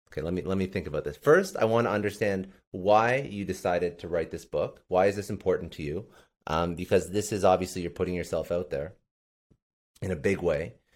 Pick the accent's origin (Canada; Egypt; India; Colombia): Canada; I'm actually Canadian